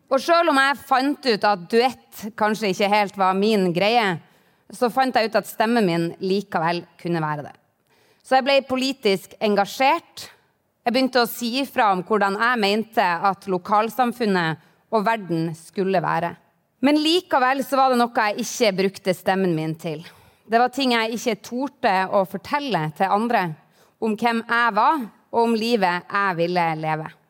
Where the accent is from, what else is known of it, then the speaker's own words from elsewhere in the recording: Harstad, Troms, Norway; Nord-Norge betyr noe for meg. Det er dette jeg kaller hjemmet mitt. Jeg vokste opp i Harstad og tilbrakte feriene mine i Hokkvik rett utenfor byen her. Og så tok jeg videregående i Tromsø.